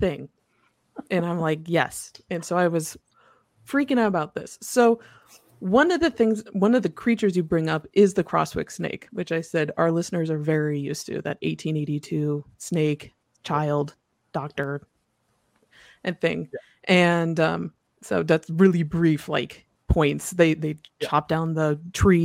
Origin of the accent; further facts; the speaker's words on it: Mishawaka, Indiana, United States; I grew up in Northern Indiana in a town called Mishawaka